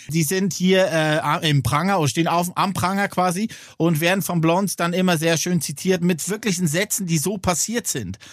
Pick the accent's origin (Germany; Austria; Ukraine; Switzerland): Switzerland; bei uns in der Schweiz